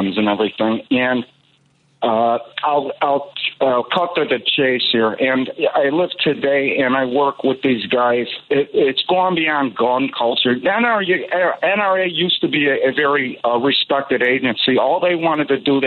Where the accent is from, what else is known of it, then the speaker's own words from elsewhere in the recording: Chicago, Illinois, United States; I grew up in Albany Park. It was a really bad neighborhood during the 80s and 90s.